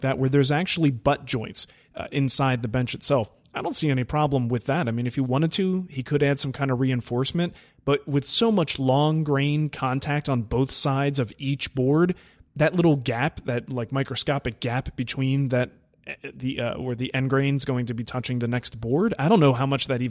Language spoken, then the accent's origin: English; Michigan, United States; Hi, I'm from Michigan.